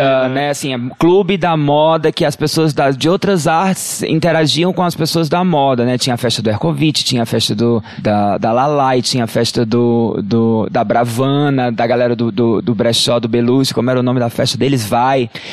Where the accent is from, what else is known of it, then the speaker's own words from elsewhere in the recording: Ceará, Brazil; also born or lived in Crato; do governo do estado do Ceará, que é de onde eu sou.